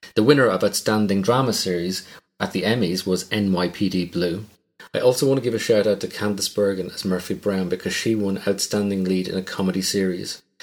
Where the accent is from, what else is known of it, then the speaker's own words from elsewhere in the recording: Ireland; As an Irishman, my pronunciation of some of your towns is going to be woeful.